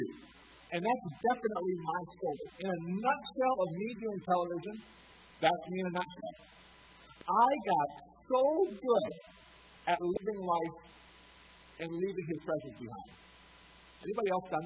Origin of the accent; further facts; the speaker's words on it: Montevideo, Minnesota, United States; I grew up in Montevideo. I graduated in 1997